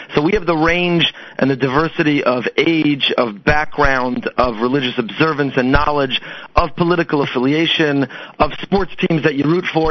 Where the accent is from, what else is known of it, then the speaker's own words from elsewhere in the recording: Teaneck, New Jersey, United States; now in Boca Raton, United States; Teaneck, New Jersey